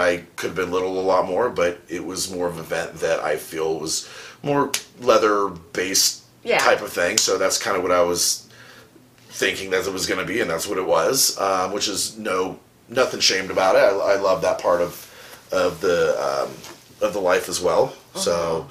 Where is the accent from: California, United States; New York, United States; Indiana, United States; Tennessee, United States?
California, United States; Southern; I grew up in Southern California